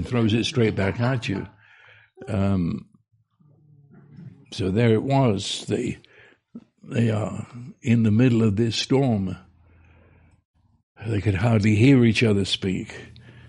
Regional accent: London, United Kingdom; now in United States; I was raised on the River Thames in London

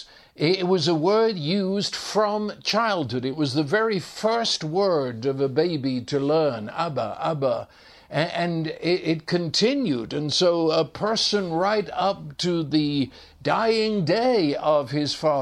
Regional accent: England, United Kingdom; growing up in England

